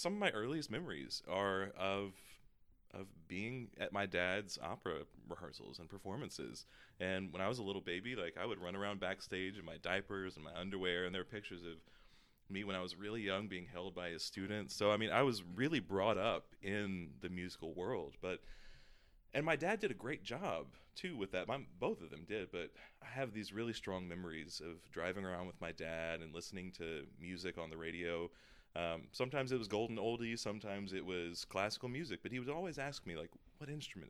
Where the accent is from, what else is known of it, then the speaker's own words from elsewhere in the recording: Georgia, United States; moved away; I grew up in the South in Georgia